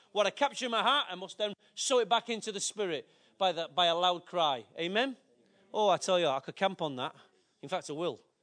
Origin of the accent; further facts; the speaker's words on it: Manchester, North West England, United Kingdom; I love my city. Why? It's my birth. It's my place of inheritance.